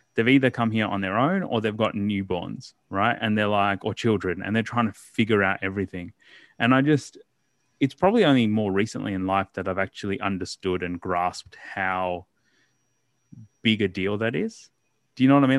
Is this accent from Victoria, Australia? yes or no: yes; Melbourne, Victoria, Australia; also born or lived in Ghaziabad, India / Port Lincoln, South Australia; I grew up primarily in Melbourne